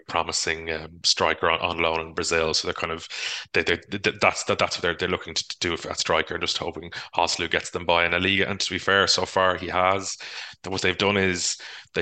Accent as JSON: {"language": "English", "country": "Ireland", "said": "as Irish people"}